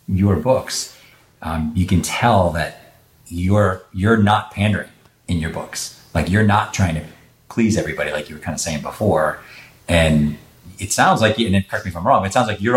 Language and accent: English; Boston, Massachusetts, United States; moved away; I'm from Boston